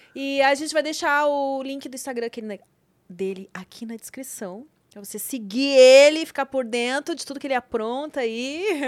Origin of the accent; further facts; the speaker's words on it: Rio Grande do Sul, Brazil; eu sou gaúcha